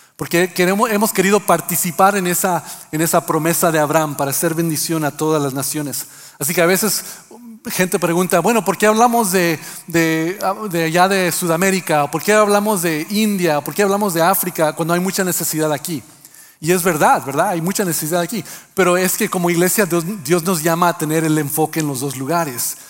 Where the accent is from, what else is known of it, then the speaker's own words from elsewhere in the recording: Mexico; mexicanos que también ah, hacemos algo con nuestro español